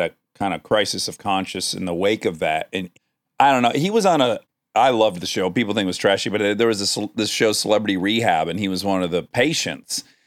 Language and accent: English; Detroit, Michigan, United States; moved away; as a kid in Detroit.